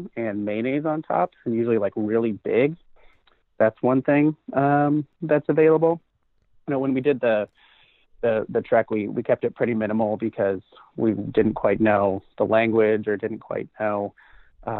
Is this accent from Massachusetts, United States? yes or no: no; Port Angeles, Washington, United States; I'm from Port Angeles, Washington, which is right to the north of it. And so I was lucky enough to stare at the Olympics for most of my childhood.